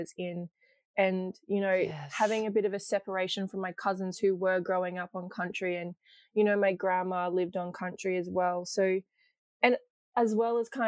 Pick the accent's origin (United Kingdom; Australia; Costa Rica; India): Australia; Ipswich, Queensland; I've kind of grown up in Ipswich, which is kind of like Yuggera Jaggera country.